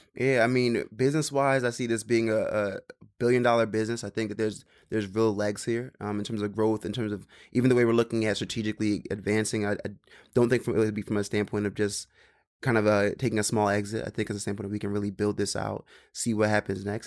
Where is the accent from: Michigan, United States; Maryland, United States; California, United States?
Maryland, United States; also born or lived in Philadelphia; now in New York, United States; I grew up in Maryland